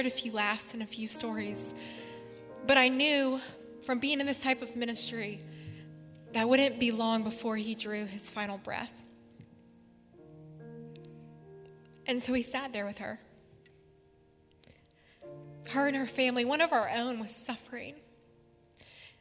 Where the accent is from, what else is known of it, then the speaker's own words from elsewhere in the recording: Spartanburg, South Carolina, United States; Spartanburg Regional, which is in my hometown